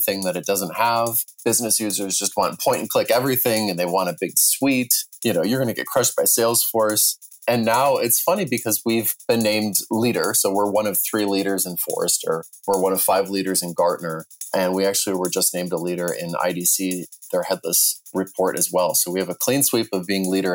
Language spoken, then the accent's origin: English; Wisconsin, United States; I used to build websites for local businesses in a small town where I grew up in Wisconsin